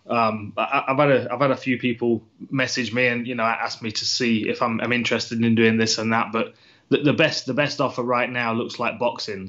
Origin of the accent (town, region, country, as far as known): United Kingdom